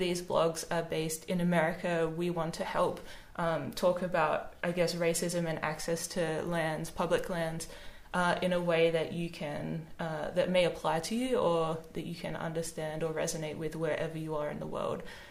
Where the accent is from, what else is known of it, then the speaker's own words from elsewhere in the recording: Australia; as an Australian